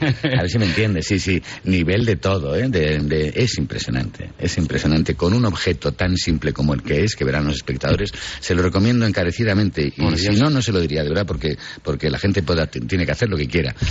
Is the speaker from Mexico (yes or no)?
no; Riaño, Castile and León, Spain; Yo que nací en Riaño